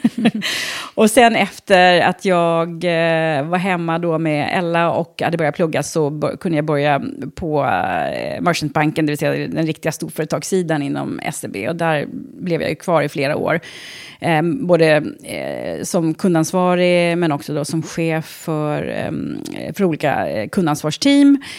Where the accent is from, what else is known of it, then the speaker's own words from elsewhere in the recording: Trosa, Södermanland, Sweden; also born or lived in Stockholm; jag har bott i Trosa sedan jag var, var tre år